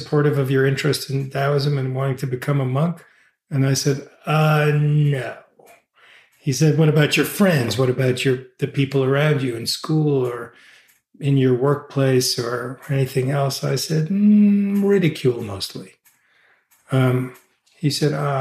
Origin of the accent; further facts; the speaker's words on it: New York City, New York, United States; moved away; I grew up in New York City